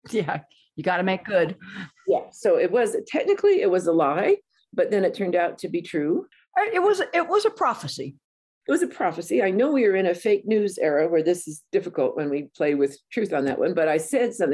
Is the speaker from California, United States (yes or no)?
yes; Banning, California, United States; And there I am from Banning, California, right on the edge of the desert.